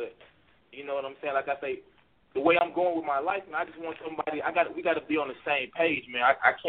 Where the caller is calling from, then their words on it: Louisville, Kentucky, United States; I'm calling from Louisville, Kentucky